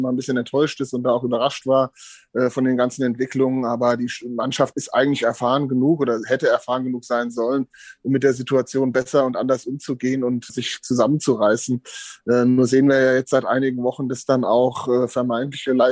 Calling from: Hesse, Germany; Servus, grüßt euch aus dem wunderschön verregneten Hessen.

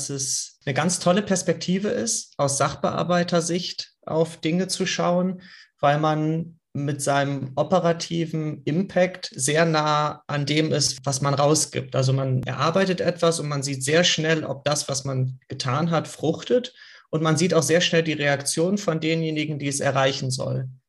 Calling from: Hanover, Lower Saxony, Germany; sitze hier in Hannover, hatte einen ganz tollen sonnigen Tag heute.

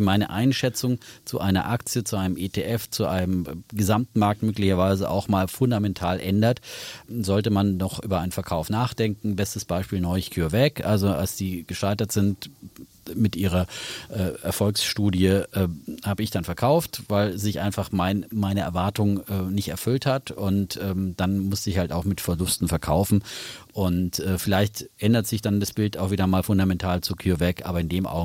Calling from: Schwalbach, Hesse, Germany

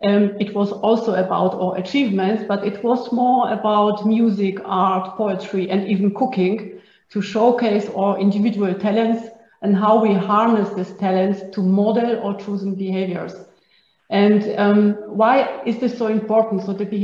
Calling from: Innsbruck, Tyrol, Austria; I'm joining from Innsbruck in Austria, and it's snowing.

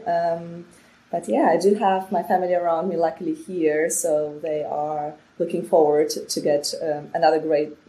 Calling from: Berlin, Germany; And yeah, I'm calling from Berlin today, and um, where I'm working basically for TikTok

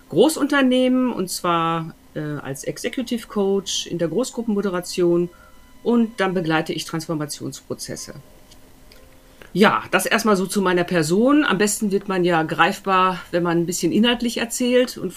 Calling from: Düsseldorf, North Rhine-Westphalia, Germany; ich äh, bin jetzt auch aus Düsseldorf zugeschaltet.

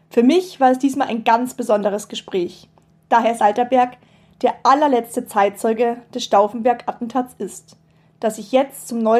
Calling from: Rosenheim, Bavaria, Germany; Ich bin aus Rosenheim, das ist im, in Oberbayern, das ist so 60 Kilometer südlich von München.

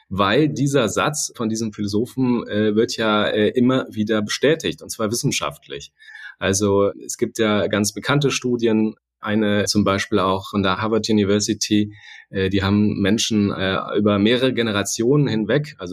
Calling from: Hamburg, Germany; Und ich bin aus Hamburg zugeschaltet. Insofern hätte ich mich auch mit einem Moin melden können gerade.

